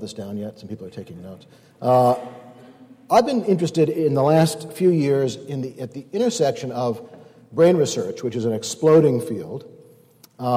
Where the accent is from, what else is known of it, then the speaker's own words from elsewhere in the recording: Northeast, United States; I'm from the Northeast